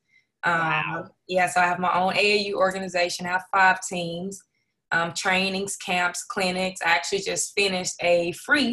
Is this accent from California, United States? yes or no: no; Dallas, Texas, United States; I'm from Dallas, Texas. I went to the great Duncanville High School